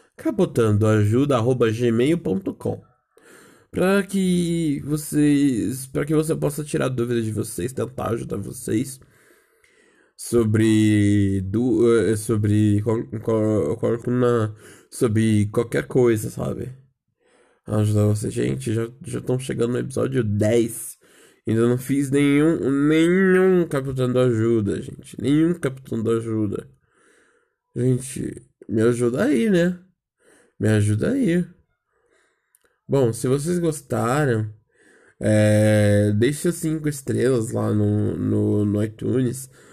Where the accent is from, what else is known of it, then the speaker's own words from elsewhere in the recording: Brazil; nós brasileiros falamos as letras letra por letra